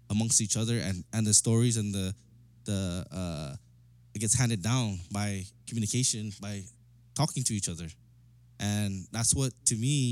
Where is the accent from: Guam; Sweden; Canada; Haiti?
Guam; moved away as an adult; I'm from Guam, bro, from Chamorro